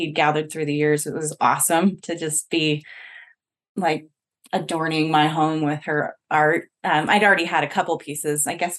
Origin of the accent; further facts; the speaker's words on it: Utah, United States; we're from Utah